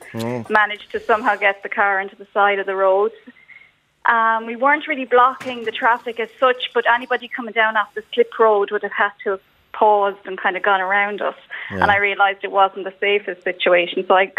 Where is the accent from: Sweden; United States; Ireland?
Ireland; Mayo, Connacht; I come from Mayo